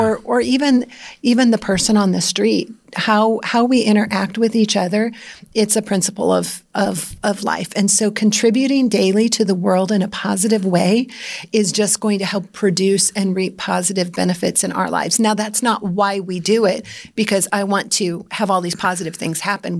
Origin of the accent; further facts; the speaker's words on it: Iowa, United States; I grew up in Iowa